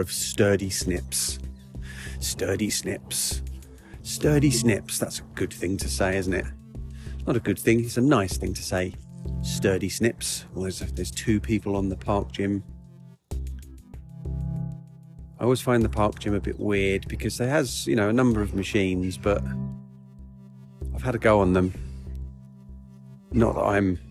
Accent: United Kingdom; I do my duty as a British person

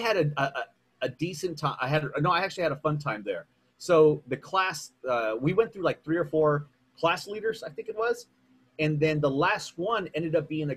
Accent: San Antonio, Texas, United States; I'm from San Antonio

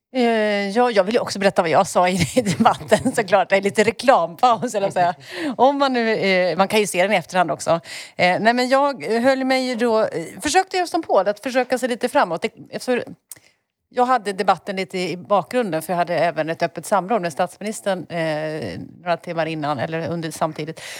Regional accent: Enköping, Uppsala County, Sweden; moved away; har googlat på min bokhandel hemma, eh, Gästbloms bokhandel i Enköping

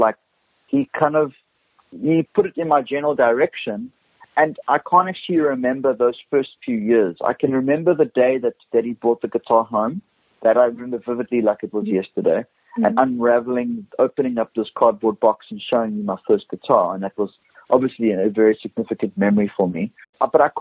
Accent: Cape Town, Western Cape, South Africa; now in Cape Town, South Africa; Growing up in Brackenfell in the northern suburbs of Cape Town

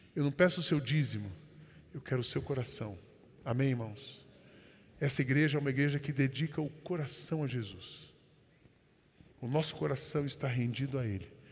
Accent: Brazil; nós somos brasileiros

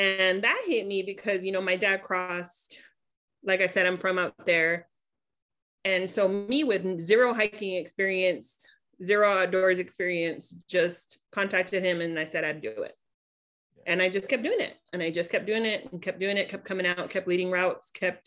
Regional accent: Imperial Valley, California, United States; I'm actually from the Imperial Valley. So I'm from the desert region that we support with supplies

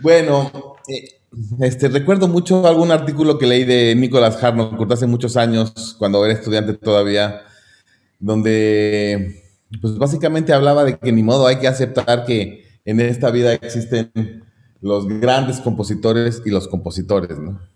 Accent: Mexico; moved away as an adult; nací en México y formado en México

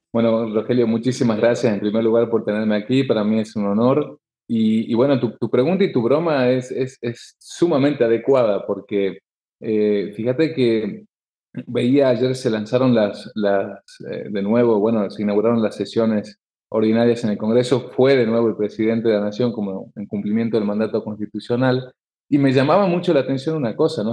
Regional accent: Tucumán, Argentina; yo vengo del interior, vengo de Tucumán, del norte

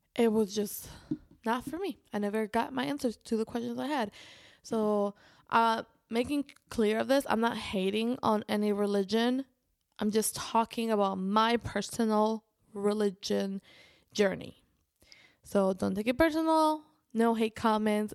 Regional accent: Spain; I was raised in Spain

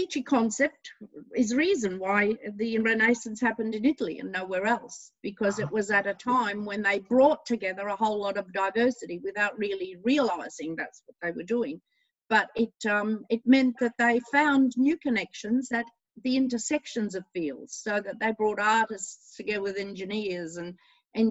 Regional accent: Australia; I was born here in Australia

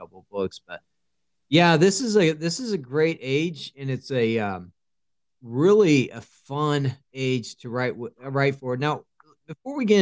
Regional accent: Oklahoma, United States; I'm from Oklahoma.

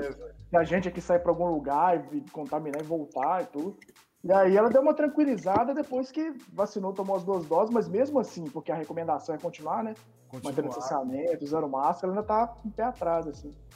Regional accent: Belo Horizonte, Minas Gerais, Brazil; sou nascido e criado em Belo Horizonte.

